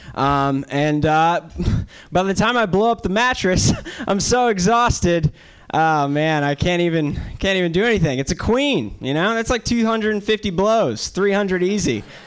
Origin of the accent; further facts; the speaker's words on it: North Carolina, United States; now in New York City, United States; I'm from the South. Um, I'm from North Carolina